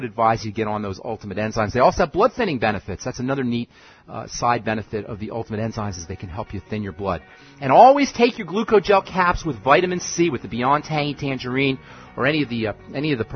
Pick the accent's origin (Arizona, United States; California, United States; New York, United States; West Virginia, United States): New York, United States; New York City; now in Boulder, United States; Queens, New York. Actually, I just went to high school in Queens